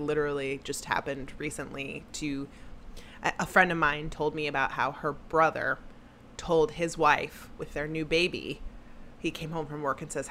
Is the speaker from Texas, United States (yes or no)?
yes; Texas, United States; when I grew up in Texas